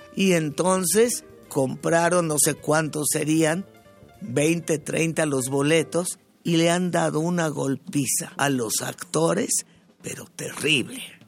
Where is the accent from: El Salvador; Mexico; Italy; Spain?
Mexico; Mexico City; Yo me crié en Bellas Artes cuando tenía dos meses